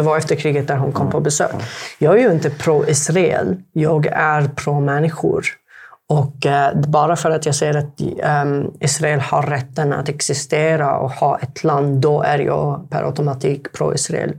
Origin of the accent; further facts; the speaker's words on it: Sanaa, Amanat Al Asimah, Yemen; first language Arabic; Swedish is a second language; moved away as an adult; also born or lived in Halmstad, Sweden; now in Sweden; Jag kommer egentligen från Jemen